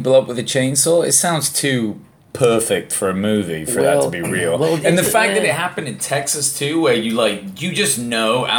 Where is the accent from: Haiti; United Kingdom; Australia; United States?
United Kingdom; England; being English